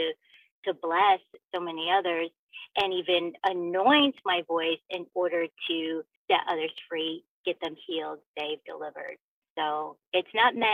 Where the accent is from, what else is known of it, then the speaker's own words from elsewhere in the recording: Southern Illinois, United States; also born or lived in Los Angeles area, California; now in Los Angeles, United States; Growing up in Southern Illinois